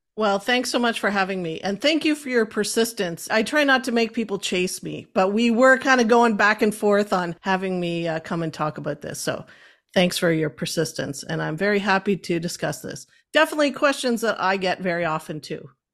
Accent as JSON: {"language": "English", "area": "Cape Breton", "region": "Nova Scotia", "country": "Canada", "tie": "born or raised there", "moved": "as an adult", "lives_now": "Halifax, Canada", "said": "I originally was born and raised in Cape Breton. I'm not a mainlander."}